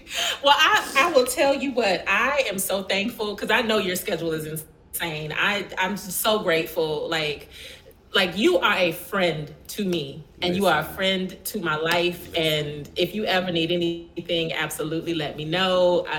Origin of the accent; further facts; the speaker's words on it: Milwaukee, Wisconsin, United States; And I feel the energy in what y'all do is very similar to what it was like for me growing up in Milwaukee.